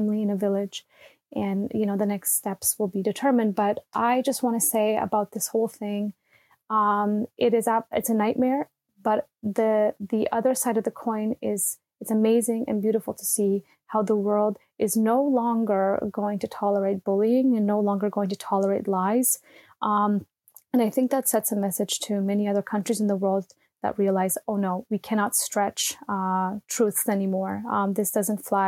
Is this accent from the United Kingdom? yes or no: no; Canada; moved away as an adult; now in Berlin, Germany; I'm based in Berlin, and I'm a Canadian. I've been living in Berlin for 11 years